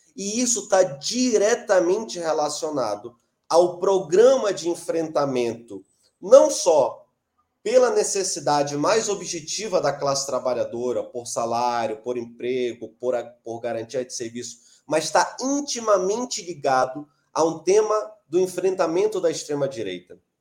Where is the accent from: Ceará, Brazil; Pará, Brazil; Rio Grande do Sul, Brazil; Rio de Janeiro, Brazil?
Pará, Brazil; Belém; eu sou de Belém do Pará